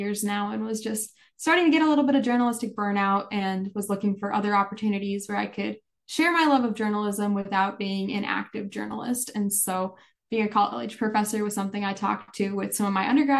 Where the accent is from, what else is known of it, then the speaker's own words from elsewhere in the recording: Pierce, South Dakota, United States; I'm originally from Pierce, South Dakota, so not too far away from SDSU